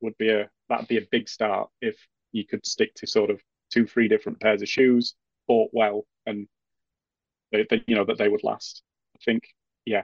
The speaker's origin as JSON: {"language": "English", "region": "Yorkshire and the Humber", "country": "United Kingdom", "said": "As a Yorkshireman"}